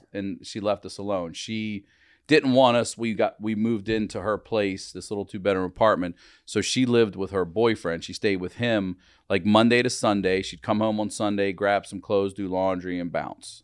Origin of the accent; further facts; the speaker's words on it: Maryland, United States; I'm from Maryland